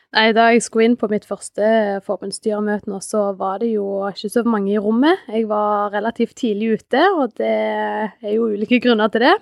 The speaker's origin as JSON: {"language": "Norwegian", "town": "Sandnes", "region": "Rogaland", "country": "Norway", "moved": "as an adult", "lives_now": "Hammerfest, Norway", "said": "er opprinnelig fra Sandnes. Men jeg flytta til Hammerfest for fem år siden"}